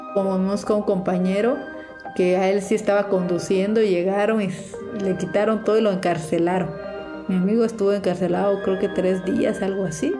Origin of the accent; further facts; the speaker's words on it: Unión Hidalgo, Oaxaca, Mexico; also born or lived in Puebla; soy reportera zapoteca, nací en Unión Hidalgo, Oaxaca